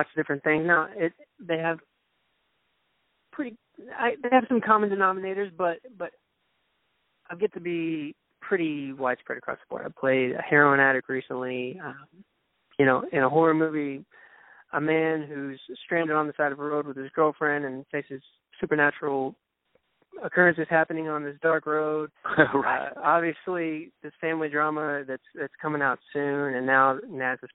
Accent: Dallas, Texas, United States; accent: southern; It's a very country part, suburb of Dallas.

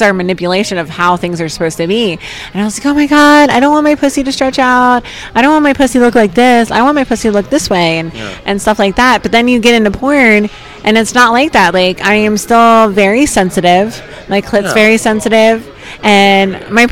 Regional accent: New Jersey, United States; I'm from South Jersey

